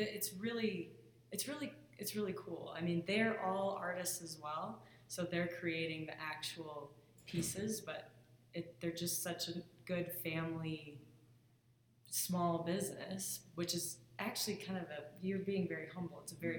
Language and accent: English; Midwest, United States; So I'm from the Midwest, but I moved out west and I was involved with PSIA and ski instructing for 12 years.